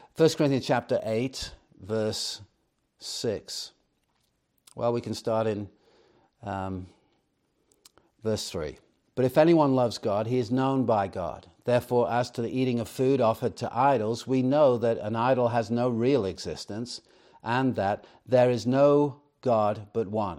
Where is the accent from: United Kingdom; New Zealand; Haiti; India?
United Kingdom; Chester, North West England; I grew up in Chester, England